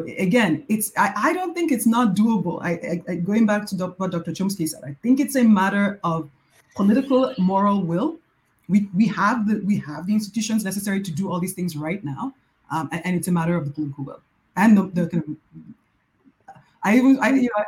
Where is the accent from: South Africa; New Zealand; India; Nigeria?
Nigeria; I'm from Nigeria